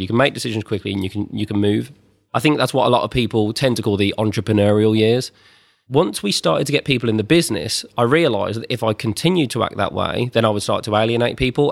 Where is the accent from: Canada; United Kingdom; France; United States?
United Kingdom; twenty minutes from the Birmingham NEC, West Midlands; about twenty minutes from where I grew up in the Birmingham N E C